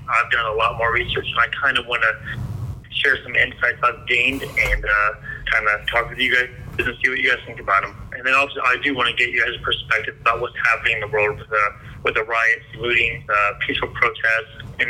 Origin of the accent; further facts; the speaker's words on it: Las Vegas, Nevada, United States; I live out here in Las Vegas, Nevada. I was born and raised out here